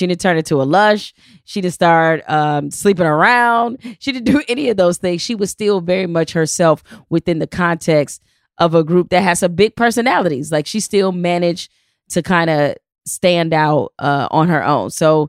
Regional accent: Detroit, Michigan, United States; Because I'm from Detroit

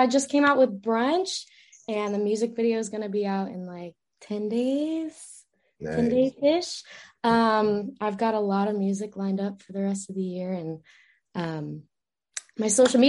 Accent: Virginia, United States

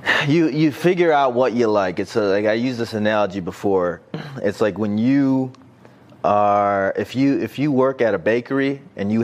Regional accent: Detroit, Michigan, United States; now in California, United States; I'm from Detroit

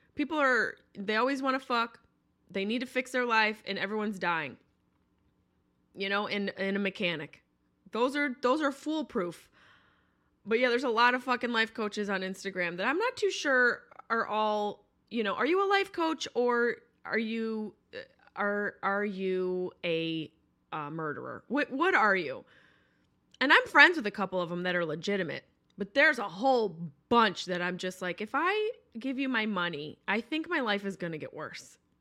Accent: upstate New York, United States; moved away; I'm from upstate New York, but I did live in the city for eleven years

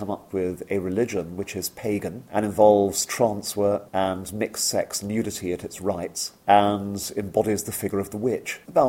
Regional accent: India; born there; I was born in India myself

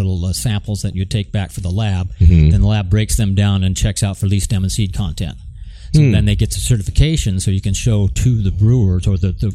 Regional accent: Terrace Heights, Washington, United States; I grew up in Terrace Heights. And so I went down to St. Joseph Grade School for grade school and then went back out to East Valley High School in Moxie

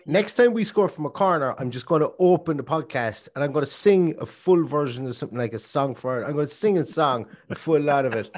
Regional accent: Ireland; we're Irish

